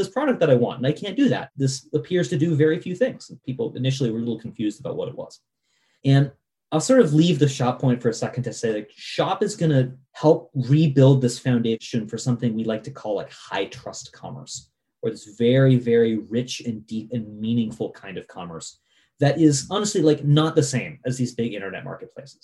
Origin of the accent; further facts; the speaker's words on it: Vermont, United States; I grew up in Vermont